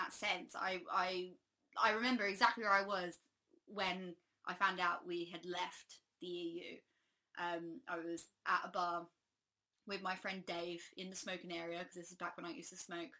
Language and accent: English; England, United Kingdom; as like an English person